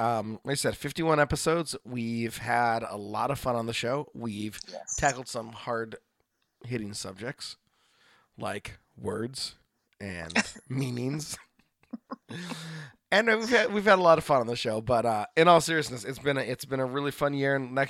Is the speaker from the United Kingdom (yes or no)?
no; Oregon, United States; from Oregon.